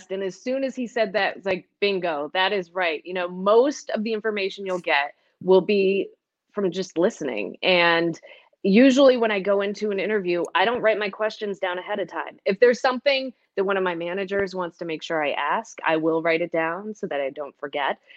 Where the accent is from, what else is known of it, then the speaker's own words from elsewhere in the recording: Northeast, United States; also born or lived in Montana; coming here to Western New York was like coming home because I grew up in the Northeast.